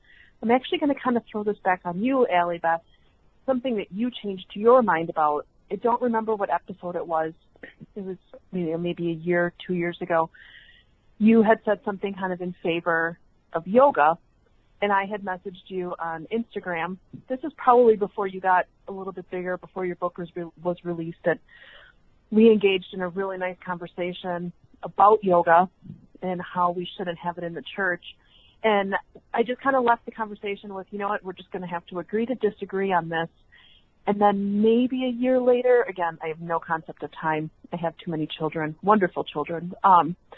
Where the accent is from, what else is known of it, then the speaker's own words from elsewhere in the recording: Wisconsin, United States; I'm from Wisconsin